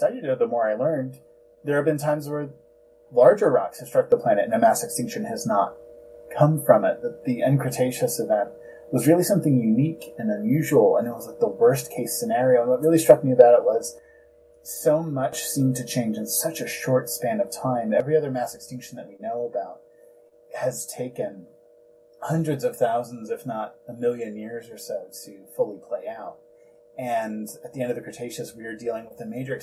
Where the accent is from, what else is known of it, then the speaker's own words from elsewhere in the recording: New Jersey, United States; Growing up in New Jersey